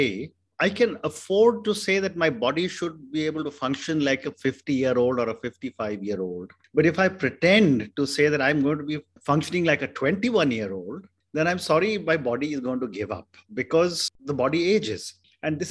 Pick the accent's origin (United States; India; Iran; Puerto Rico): India; I come from India